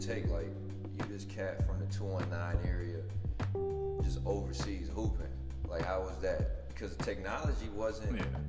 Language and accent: English; Gary, Indiana, United States; I'm from Gary, like, poverty, a lot of minorities.